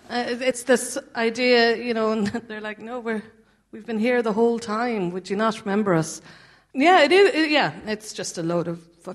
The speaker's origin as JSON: {"language": "English", "town": "Cork", "region": "Munster", "country": "Ireland", "tie": "born or raised there", "moved": "yes", "lives_now": "London, United Kingdom", "said": "I'm from Cork"}